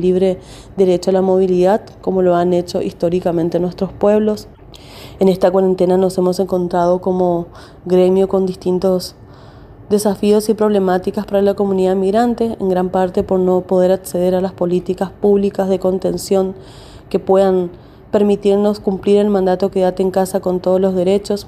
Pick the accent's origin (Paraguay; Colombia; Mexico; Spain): Paraguay; moved away as an adult; now in Argentina; soy inmigrante paraguaya acá en Argentina hace 17 años